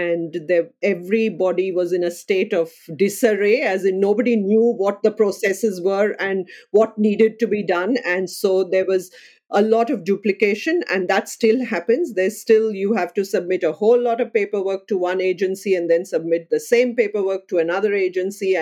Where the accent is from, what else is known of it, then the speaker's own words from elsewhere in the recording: India; moved away as an adult; also born or lived in United Kingdom; now in Melbourne, Australia; I would identify as an Indian first and Australian next